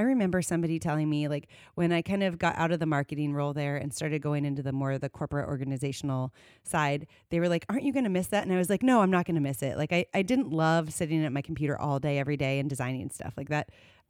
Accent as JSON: {"language": "English", "region": "Iowa", "country": "United States", "tie": "born or raised there", "said": "I am originally from North Central Iowa. So people always say, where's your farm? And I say, I don't have one, but it's surrounding me, right? So my mother grew up on a farm. My grandparents farmed, and I grew up in the country."}